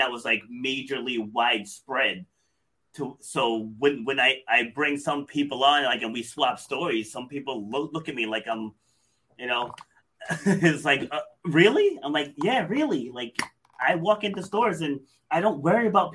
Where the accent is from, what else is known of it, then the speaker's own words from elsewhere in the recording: Rhode Island, United States; also born or lived in New York City; I was born in New York City, but I was raised here in Rhode Island.